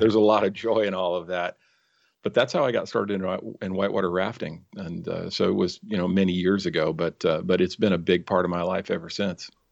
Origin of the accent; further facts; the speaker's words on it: San Francisco Bay Area, California, United States; also born or lived in Mount Rainier National Park, Washington; I grew up in the San Francisco Bay Area